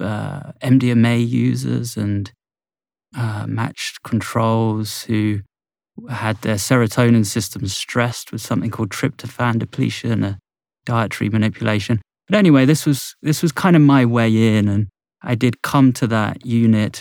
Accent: Bournemouth, South West England, United Kingdom; in my hometown of Bournemouth on the south coast of England

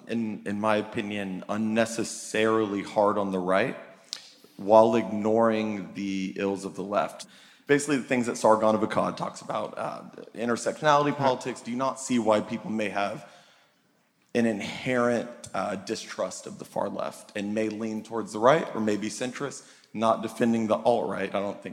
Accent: Dallas, Texas, United States; I'm from Dallas. I'm probably your biggest black fan you'll ever meet.

